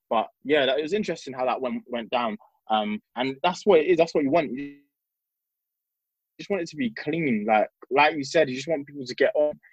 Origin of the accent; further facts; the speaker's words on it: United Kingdom; especially where we're British, but we're like second generation.